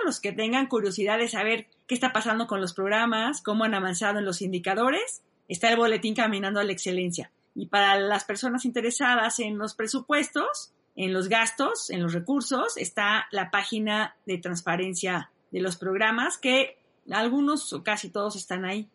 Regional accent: Mexico; yo soy muy buena mexicana

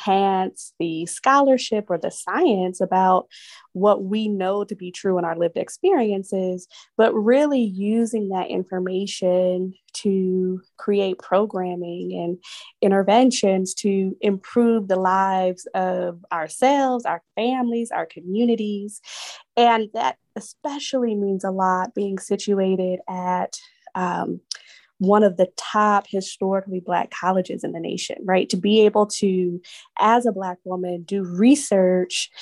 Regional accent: San Jose, California, United States; moved away as an adult; now in Atlanta, United States; I grew up in the South Bay of California, so San Jose

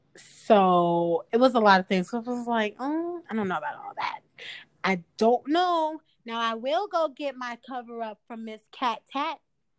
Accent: Chicago, Illinois, United States; I'm from the South Side of Chicago

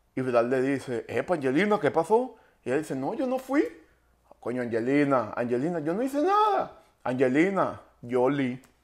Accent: Valencia, Carabobo, Venezuela; el valenciano, no joda, orgulloso ese de Valencia

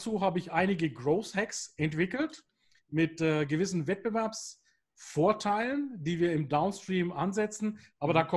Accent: Bavaria, Germany; Ich bin ja hier im Norden Bayerns.

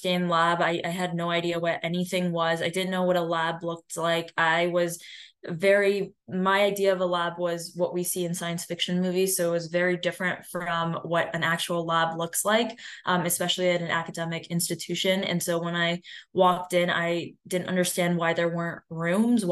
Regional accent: Cleveland, Ohio, United States; I'm from Cleveland, Ohio

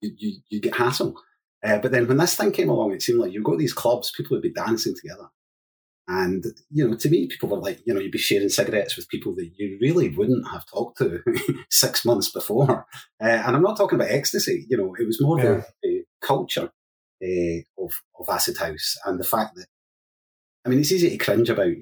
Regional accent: Hamilton, Scotland, United Kingdom; I grew up in Hamilton in South Lanarkshire

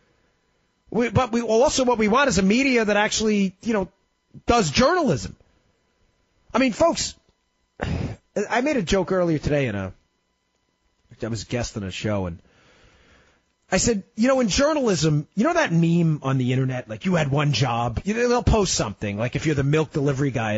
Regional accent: New York City, New York, United States; I'm a Queens guy, too. I grew up in Queens. You can probably tell by my accent

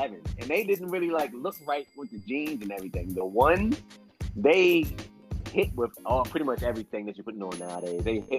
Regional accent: East Coast, United States; I grew up on the East Coast

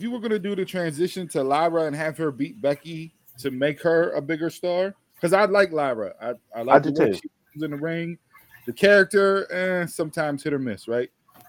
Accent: Ireland; We're both from Ireland.

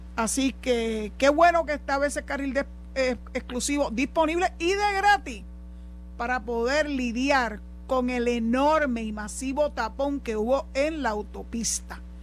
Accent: San Juan, Puerto Rico; nací y me crié en San Juan

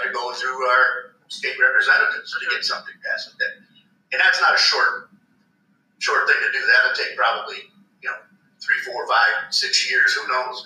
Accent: Wisconsin, United States; now in Missouri, United States; I was from Wisconsin originally

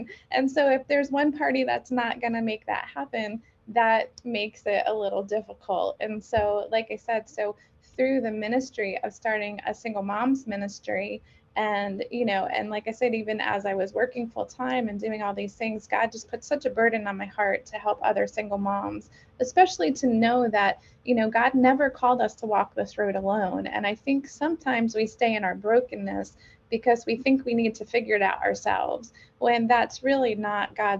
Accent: New York, United States; moved away as an adult; now in Pennsylvania, United States; I'm originally from New York, but I moved here to Pennsylvania.

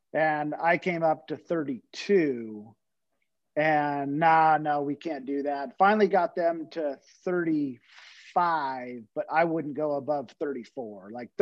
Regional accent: California, United States; But I'm also from California. So you might as well 2X to 3X everything in California.

